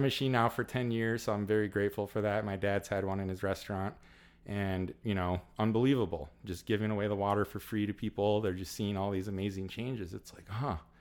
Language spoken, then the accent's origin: English; Illinois, United States; also born or lived in Southern California; been born and raised in Illinois my whole life